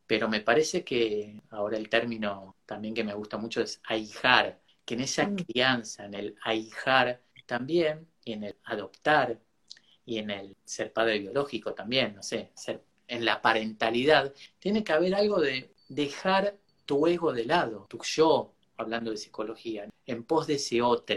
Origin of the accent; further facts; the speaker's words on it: Argentina; Mi tierra es la patria grande y bueno, en Argentina